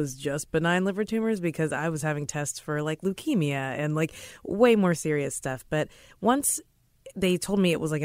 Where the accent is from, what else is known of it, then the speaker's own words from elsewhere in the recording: Kentucky, United States; moved away as an adult; now in New York, United States; I'm from Kentucky